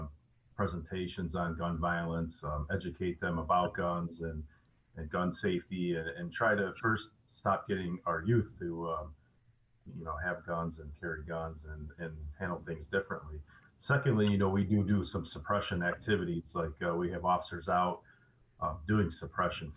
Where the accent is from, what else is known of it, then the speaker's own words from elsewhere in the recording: Chicago, Illinois, United States; I grew up in Chicago's a little bit of a rougher neighborhood